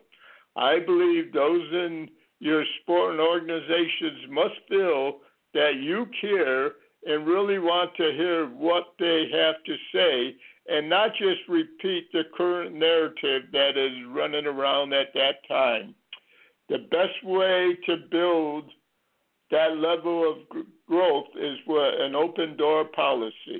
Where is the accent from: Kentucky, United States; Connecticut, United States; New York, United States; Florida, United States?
Connecticut, United States; when I was brought up in Connecticut